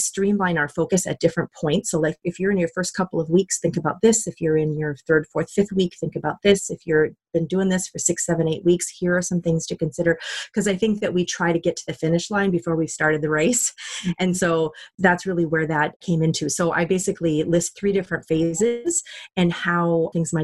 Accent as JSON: {"language": "English", "region": "Minnesota", "country": "United States", "moved": "yes", "said": "I'm from Minnesota originally"}